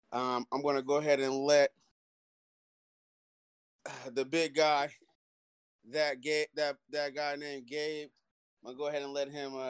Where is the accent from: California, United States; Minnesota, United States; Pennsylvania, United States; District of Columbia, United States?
California, United States; the Bay Area; Yes, I am from the Bay.